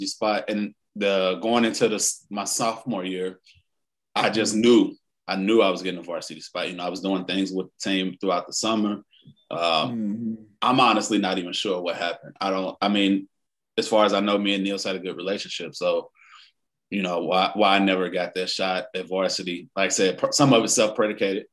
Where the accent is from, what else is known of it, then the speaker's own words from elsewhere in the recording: St. Louis, Missouri, United States; I grew up in Walnut Park